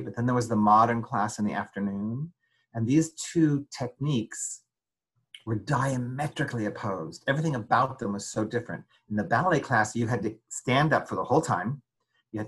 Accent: United States; also born or lived in Paris, France / Denver; I lived in France for 5 years, but I'm really American

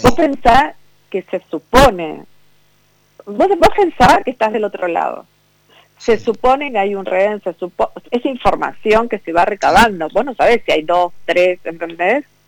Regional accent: Vicente López, Buenos Aires Province, Argentina; Yo toda mi vida viví en Vicente López, toda mi vida. Nací en Vicente López

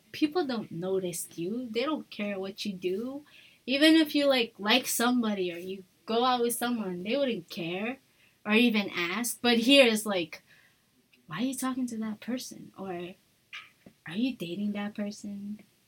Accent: United States; now in Micronesia; we're American. Here in Micronesia

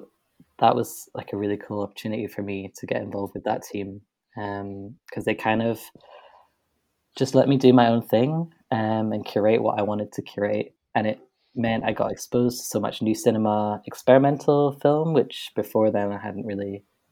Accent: Edinburgh, Scotland, United Kingdom; I grew up in Edinburgh, so the Edinburgh International Film Festival was there

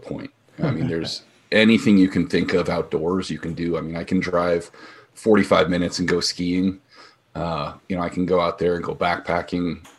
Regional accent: Bay Area, California, United States; moved away as an adult; now in Central Oregon, United States; I'm from the Bay Area, the heart of Silicon Valley

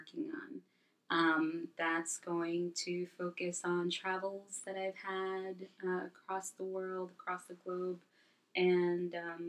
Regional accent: Brooklyn, New York, United States; born there; Also, I was born in Brooklyn, even though I've been raised in other countries. I always come back to Brooklyn.

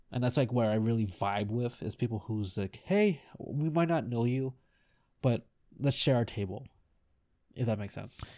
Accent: United States; as an American, it doesn't even matter if I'm Filipino or not

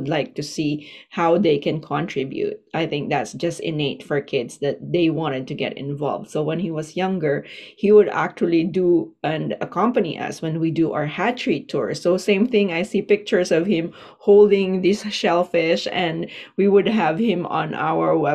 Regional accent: Philippines; moved away as an adult; now in Vancouver Island, Canada; I live here now for almost 18 years, but I'm originally from the Philippines

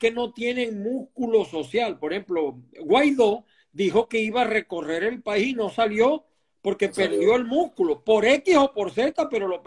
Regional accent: Maracay, Aragua, Venezuela; Me gusta hablar con alguien además de mi tierra siempre la recuerdo con mucho cariño a Maracay.

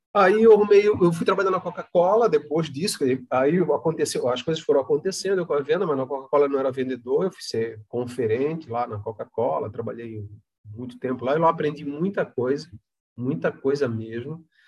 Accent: Palhoça, Santa Catarina, Brazil; also born or lived in Florianópolis; sou natural de Florianópolis, mas é, moro na cidade de Palhoça, que é uma cidade vizinha à, à, à, capital aqui, né? Tenho muito orgulho de dizer que eu sou palhocense, porque vim para cá jovem, criança, aqui me criei

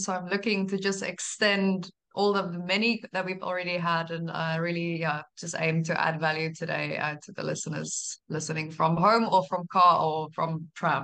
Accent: South Africa; moved away as an adult; I'm South African by birth

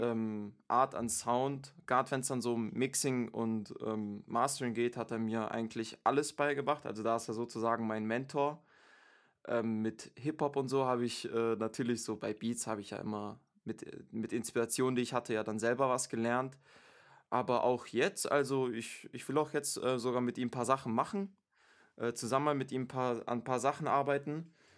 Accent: Stuttgart, Baden-Württemberg, Germany; now in Munich, Germany; Ich bin ursprünglich Stuttgarter, aber bin zurzeit wohnhaft in München

